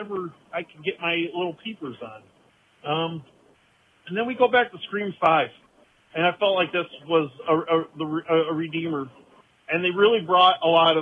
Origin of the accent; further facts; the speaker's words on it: Ohio, United States; I'm from Ohio